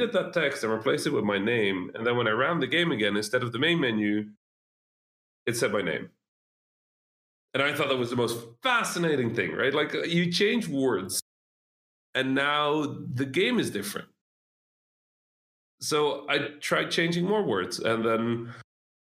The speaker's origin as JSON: {"language": "English", "country": "Netherlands", "second_language": "English", "said": "I'm Dutch, right? Like Dutch-Egyptian, so I didn't speak any English."}